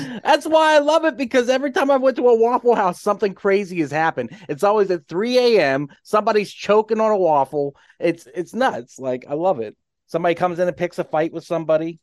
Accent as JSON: {"language": "English", "region": "Western Pennsylvania", "country": "United States", "said": "I'm from Pennsylvania, Western Pennsylvania"}